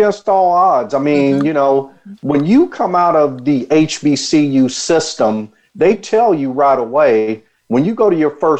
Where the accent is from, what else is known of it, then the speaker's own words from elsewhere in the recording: San Diego, California, United States; also born or lived in Texas; I'm originally from San Diego.